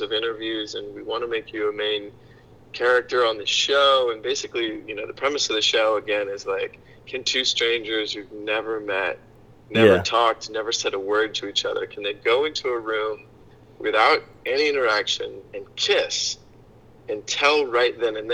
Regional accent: Hilton Head Island, South Carolina, United States; I grew up on Hilton Head Island, South Carolina

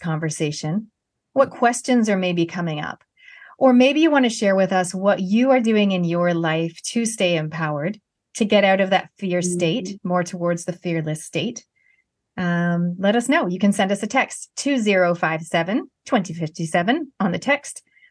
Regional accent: Canada; moved away as an adult; now in New Zealand; being a Canadian and I'm moving here in my 20s, I'm a Kiwi by heritage, but Canadian by birth

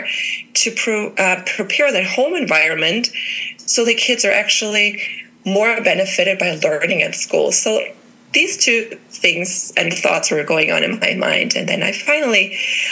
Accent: Germany; moved away as an adult; now in Colorado, United States; I'm originally from Germany. I've been living in the States, now in Colorado, for 5 years

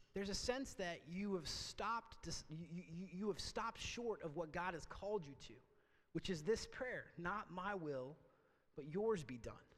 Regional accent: Port Angeles, Washington, United States; also born or lived in Oregon; my hometown of Port Angeles on a lake that I knew really well called Lake Sutherland

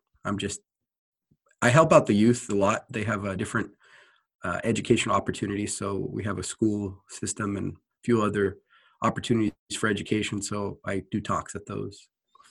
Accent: Tacoma, Washington, United States; born and raised in the Tacoma, Washington area

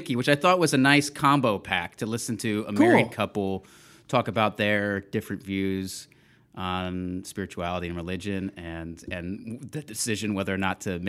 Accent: Texas, United States; I mean, I'm from Texas

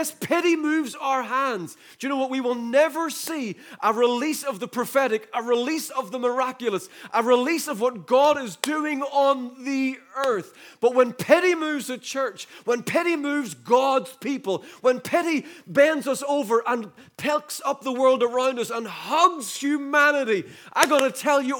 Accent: the North, Northern Ireland, United Kingdom; I remember growing up in the Troubles in the North. I was born in 73

